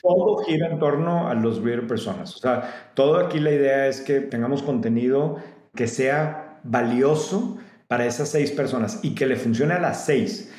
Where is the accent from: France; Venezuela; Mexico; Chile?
Mexico; como mexicanos o como gente que no vives en Estados Unidos